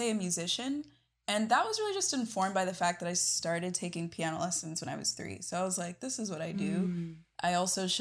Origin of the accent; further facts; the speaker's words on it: Texas, United States; also born or lived in Ghana; now in Los Angeles, United States; I'm originally from Texas. I live in Los Angeles